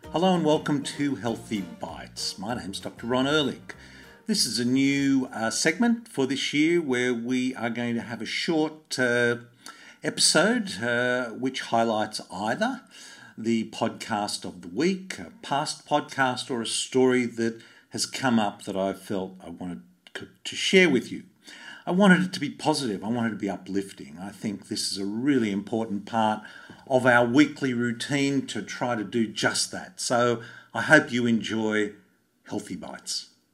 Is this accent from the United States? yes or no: no; Sydney, New South Wales, Australia; I grew up in Bondi